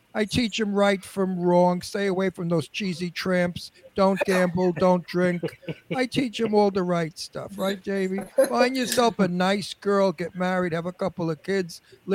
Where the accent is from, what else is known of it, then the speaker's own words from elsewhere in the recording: New York City, New York, United States; moved away; also born or lived in Simi Valley, California; I have country in me also. I was born and raised in Brooklyn.